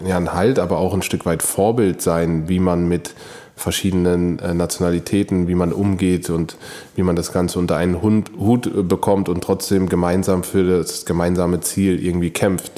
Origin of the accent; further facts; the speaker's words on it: Karlsruhe, Baden-Württemberg, Germany; geboren bin ich in Karlsruhe